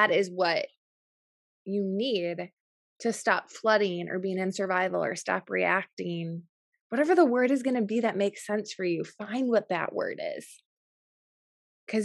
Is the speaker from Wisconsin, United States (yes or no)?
yes; New Berlin, Wisconsin, United States; I grew up in in New Berlin, Wisconsin, which is really close to Waukesha.